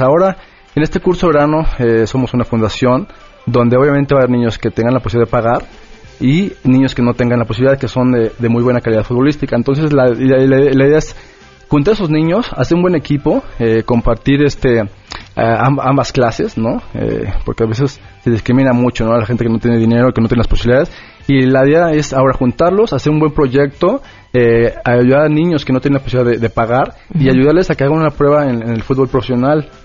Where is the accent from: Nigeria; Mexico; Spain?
Mexico; somos eh, mexicanos